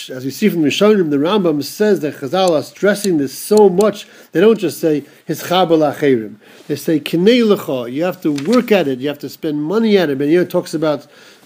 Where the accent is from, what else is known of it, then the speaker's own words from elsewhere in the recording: United States; growing up in America